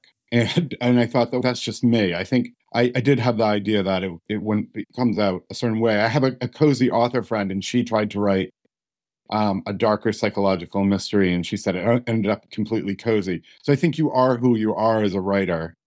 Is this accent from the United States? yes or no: yes; United States; I'm an American